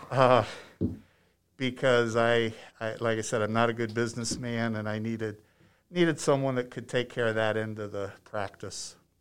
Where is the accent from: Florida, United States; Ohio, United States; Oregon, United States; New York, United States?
Ohio, United States; moved away as an adult; also born or lived in Penrose, Colorado; now in Limon, Colorado, United States; I'm from Ohio